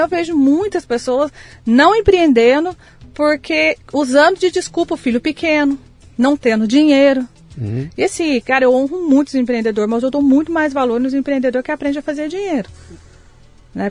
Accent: Passa Quatro, Minas Gerais, Brazil; moved away; also born or lived in Taubaté; Nasci em Passa Quatro, Minas

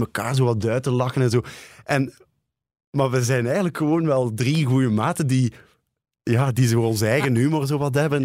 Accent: Ghent, Flanders, Belgium; omdat ik van Gent ben

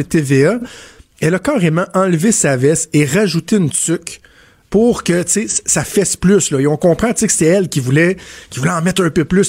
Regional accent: Quebec, Canada; c'est chez nous au Québec, c'est à Montréal

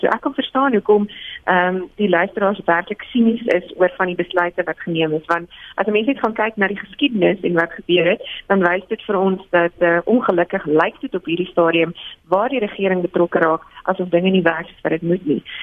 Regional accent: South Africa; as 'n Suid-Afrikaner

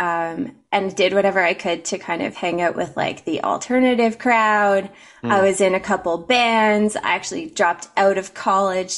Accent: Ontario, Canada; moved away as an adult; also born or lived in United States; I was raised in Mennonite country

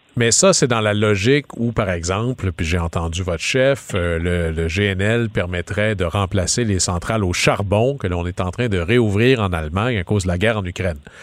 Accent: Quebec, Canada; mon coin de pays, au Saguenay-Lac-Saint-Jean

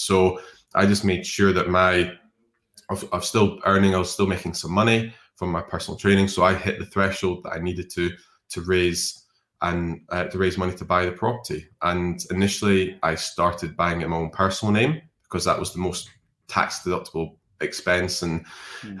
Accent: Scotland, United Kingdom; a Scottish drinking person

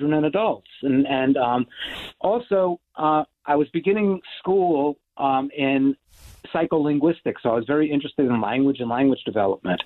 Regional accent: New York City, New York, United States; I was a kid growing up in New York City

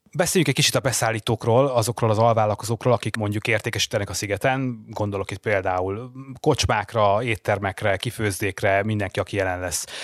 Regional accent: Hungary; Magyarországról jövök

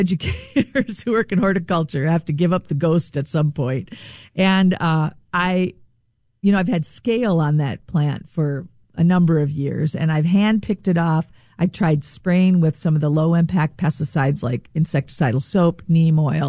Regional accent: Rochester, Minnesota, United States; I grew up in Rochester. I'm a Minnesotan.

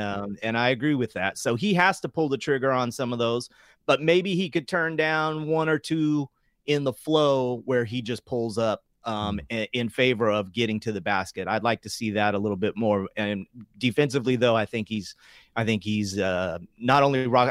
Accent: Sacramento, California, United States; growing up in South Sacramento

